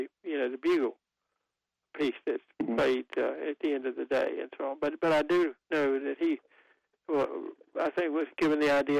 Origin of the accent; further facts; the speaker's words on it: Goldsboro, North Carolina, United States; since it's my hometown